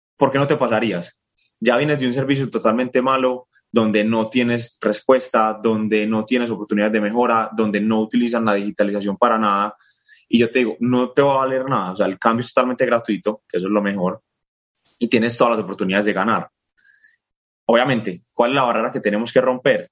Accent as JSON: {"language": "Spanish", "country": "Colombia", "said": "soy colombiano, ahora me encuentro en Texas, estaré aquí por el próximo mes y medio"}